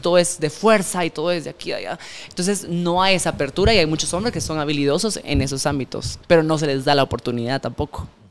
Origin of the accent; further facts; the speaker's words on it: Guatemala; como guatemaltecos